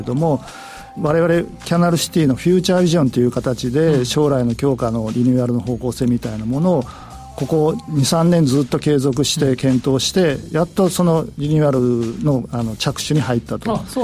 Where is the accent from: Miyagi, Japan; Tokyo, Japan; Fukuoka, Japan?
Fukuoka, Japan; 地元福岡の、えー、そういったまちづくりに関わってこれた